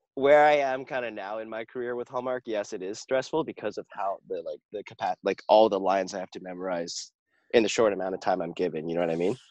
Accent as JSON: {"language": "English", "town": "Vancouver", "region": "British Columbia", "country": "Canada", "said": "I'm from Vancouver, BC"}